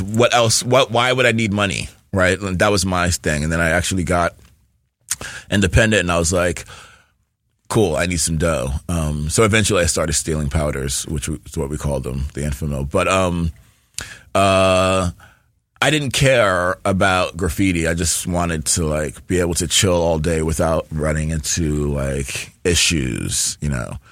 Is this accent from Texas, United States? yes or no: no; New York, United States; I'm from New York, born and raised, and we moved around a lot